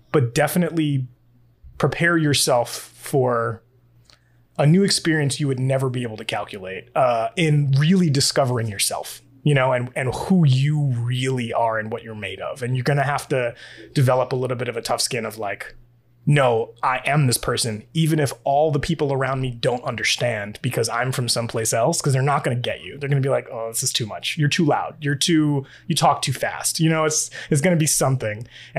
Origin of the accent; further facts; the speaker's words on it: New York, United States; I'm coming from New York, you're coming from Massachusetts, even the Northeast in general, just not just New England, but the Northeast in general, we're very talkative people, we're very emotive people.